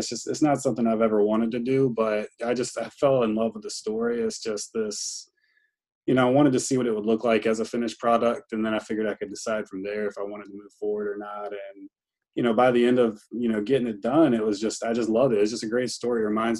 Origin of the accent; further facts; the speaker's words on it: Greenville, North Carolina, United States; this ECU football team, which is, I say this with all love in the world, my hometown team